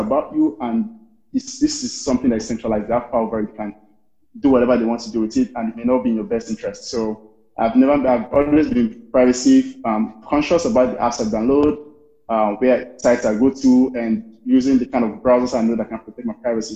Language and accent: English; Nigeria; I'm a Nigerian